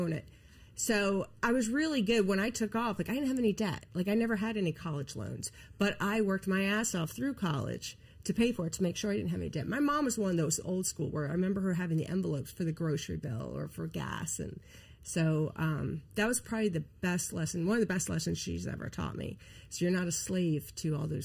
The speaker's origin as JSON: {"language": "English", "region": "Pennsylvania", "country": "United States", "tie": "born or raised there", "said": "I grew up in Pennsylvania"}